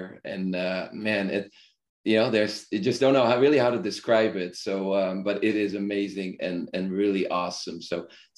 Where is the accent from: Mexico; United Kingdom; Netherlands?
Netherlands; also born or lived in United States; now in India; I'm originally from the Netherlands or Holland, and I grew up there.